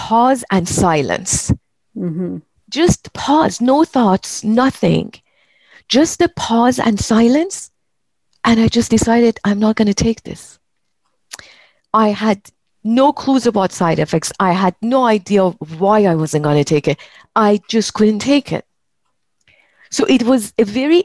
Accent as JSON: {"language": "English", "country": "Iran", "tie": "born or raised there", "also_born_or_lived": "Belgium", "moved": "as an adult", "lives_now": "United States", "said": "when I left my home country, Iran, and of course, I've been living in the US for 35 years now. I was 19 and when I left."}